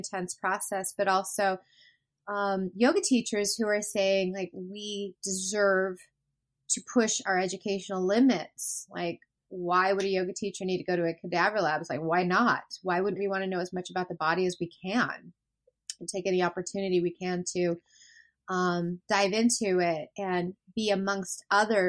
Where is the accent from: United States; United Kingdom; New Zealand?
United States; Colorado; now in Seattle, United States; I'm originally from Colorado.